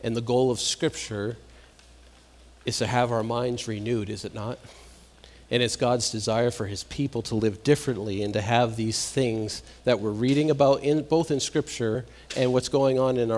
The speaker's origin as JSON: {"language": "English", "region": "Massachusetts", "country": "United States", "moved": "yes", "said": "I'm from Massachusetts"}